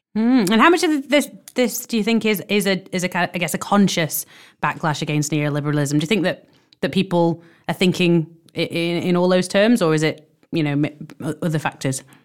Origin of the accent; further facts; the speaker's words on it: Warrington, North West England, United Kingdom; my hometown of Warrington